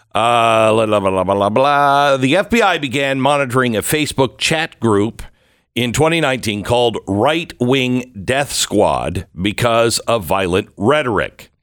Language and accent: English; Mount Vernon, Washington, United States; also born or lived in Sumner, Washington / Bellingham, Washington; I grew up mainly in a small little town north of Seattle called Mount Vernon